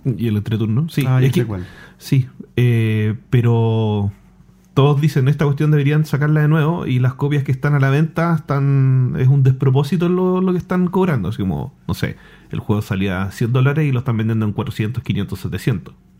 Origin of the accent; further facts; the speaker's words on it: Chile; soy de Chile